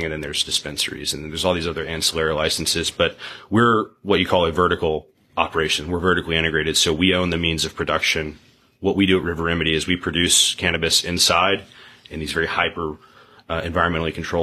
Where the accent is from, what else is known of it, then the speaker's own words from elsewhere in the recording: Ridgeland, Mississippi, United States; also born or lived in Jackson, Mississippi / New Haven, Connecticut / New York City / Boston; I'm from Jackson, grew up in Ridgeland, and spent my whole life here